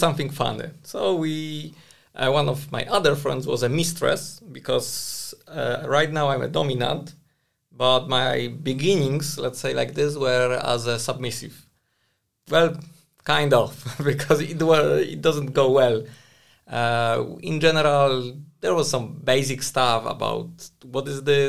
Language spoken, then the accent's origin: English; Prague, Czechia; I'm from Prague